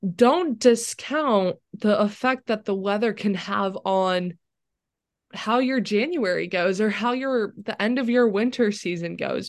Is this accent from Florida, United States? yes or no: yes; Florida, United States; moved away as an adult; now in Chapel Hill, United States; growing up in Florida where it's sunny